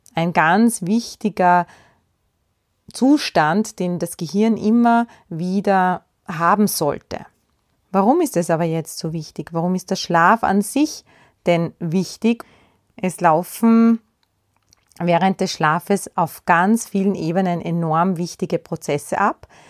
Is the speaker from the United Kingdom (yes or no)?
no; Austria; bei uns in Österreich